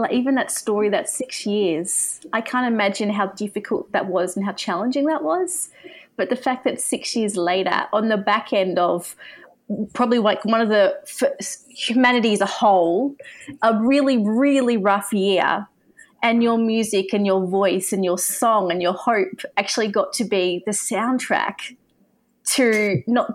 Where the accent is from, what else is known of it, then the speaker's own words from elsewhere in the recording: Australia; as an Aussie